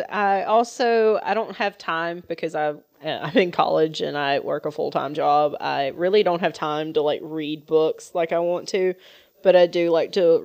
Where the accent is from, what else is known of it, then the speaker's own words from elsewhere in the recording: the South, United States; accent: southern; I'm a southern gal